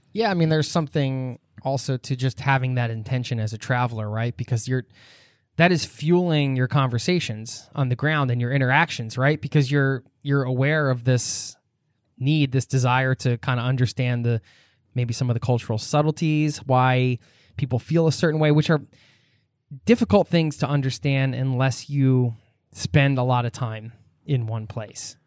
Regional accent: United States; I'm American

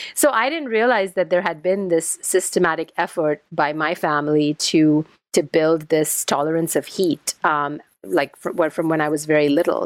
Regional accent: India; moved away; I'm Indian um, originally

